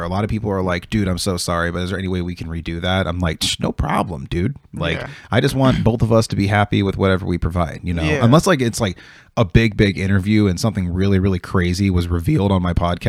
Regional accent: Oregon, United States; I'm from Oregon.

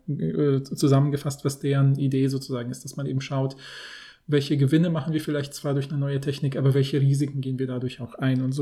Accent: Poland; moved away; in Polen, wo ich ja aufgewachsen bin

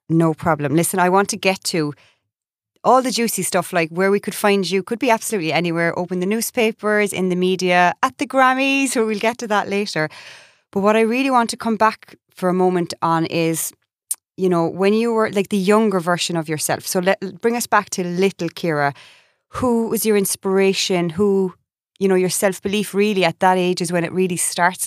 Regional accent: Ireland; moved away as an adult; also born or lived in United States

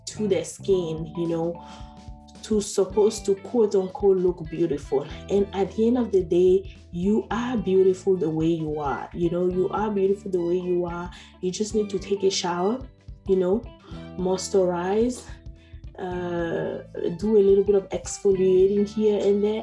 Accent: Benin; moved away; my home country, Benin

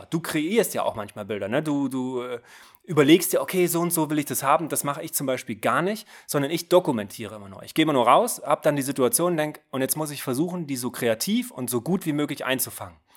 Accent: Thuringia, Germany; ich komme ja aus Thüringen, nicht grillen sagen. Bei uns heißt das braten.

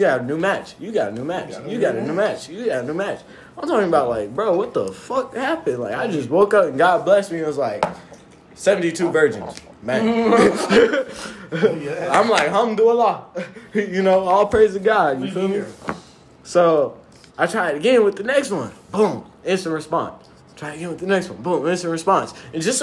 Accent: Seattle, Washington, United States; moved away as an adult; also born or lived in Mojave Desert; I grew up in Seattle, Washington

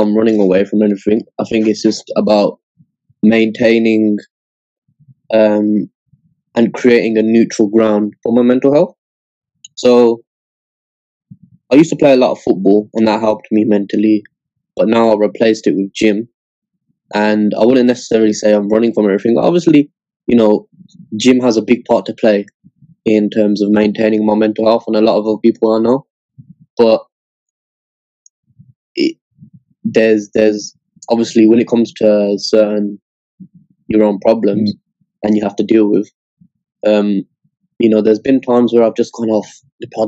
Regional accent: Scotland, United Kingdom; I was born in Scotland

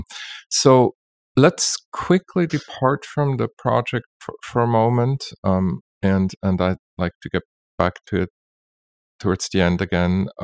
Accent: Basel, Basel-Stadt, Switzerland; I'm from Basel, Switzerland

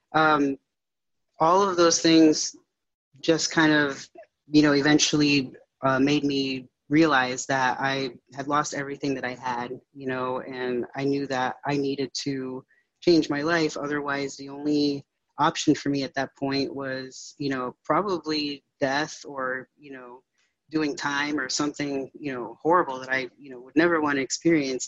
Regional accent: Connecticut, United States; moved away as an adult; now in Northern Virginia, United States; I'm um, originally from uh, Connecticut, so I moved from Connecticut to uh, Northern Virginia

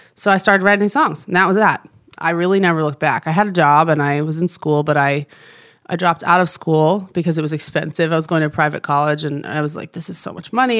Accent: New Jersey, United States; moved away as an adult; now in Nashville, United States; grew up in New Jersey, lived there till I was eighteen, so I was really born and raised in the Northeast

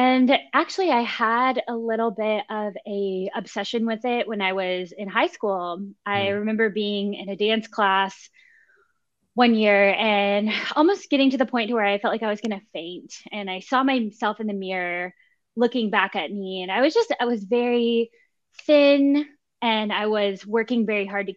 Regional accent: The Woodlands, Texas, United States; also born or lived in Mississippi / Houston, Texas; now in Austin, United States; I grew up in the Houston area. I'm from the Woodlands, right. Texas

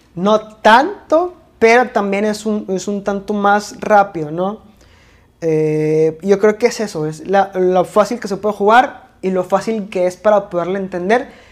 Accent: Mexico; also born or lived in Monterrey, Nuevo León; aquí en México se nos da mucho comparar

